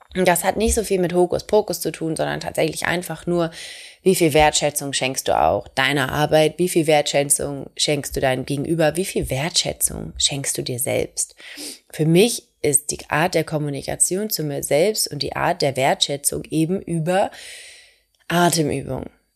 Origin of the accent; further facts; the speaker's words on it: Hamburg, Germany; Ich komme aus Hamburg